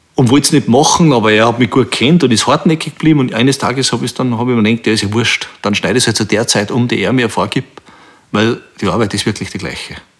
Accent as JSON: {"language": "German", "town": "Bruck an der Großglocknerstraße", "region": "Salzburg", "country": "Austria", "tie": "born or raised there", "said": "ich bin in Bruck an der Glocknerstraße aufgewachsen."}